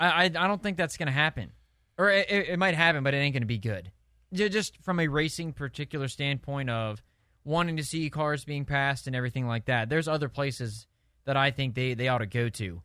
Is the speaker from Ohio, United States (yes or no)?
no; Indianapolis, Indiana, United States; I'm from Indianapolis